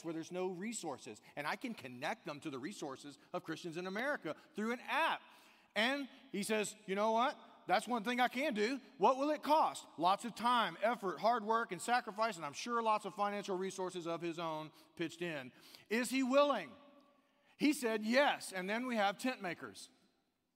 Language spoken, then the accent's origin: English; the South, United States; I'm from the South